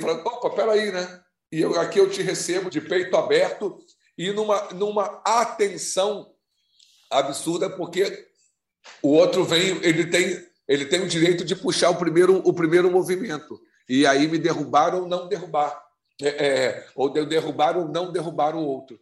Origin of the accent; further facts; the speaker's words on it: Rio de Janeiro, Brazil; eu nasci, eu nasci, quer dizer, fui criado no Dia da Rainha, eu sou então sou um palhaço negro, suburbano carioca